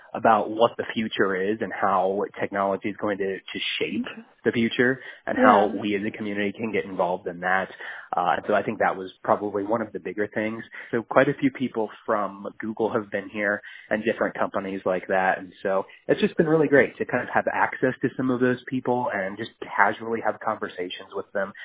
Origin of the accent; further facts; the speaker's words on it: Kansas City, United States; I'm from Kansas City originally